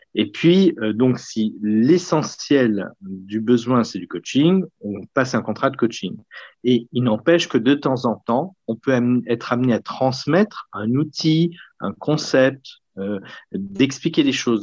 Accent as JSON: {"language": "French", "town": "Lyon", "region": "Auvergne-Rhône-Alpes", "country": "France", "tie": "born or raised there"}